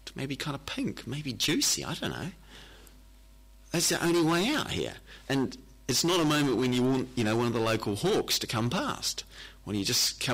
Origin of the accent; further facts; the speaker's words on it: New Zealand; I come from New Zealand